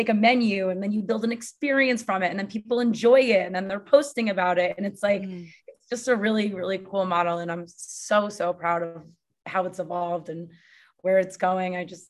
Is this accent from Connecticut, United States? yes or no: yes; Connecticut, United States; moved away as an adult; also born or lived in San Diego; now in New York, United States; So I grew up in Connecticut. I moved to San Diego with no job and no friends at 27. And then I moved back to Connecticut for like a few months. And then I've been in New York ever since.